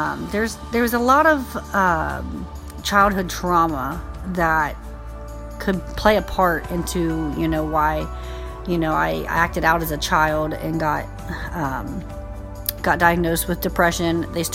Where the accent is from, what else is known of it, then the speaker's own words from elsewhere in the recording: Indiana, United States; I am 32 years old. I have three beautiful children, and I came from Indiana.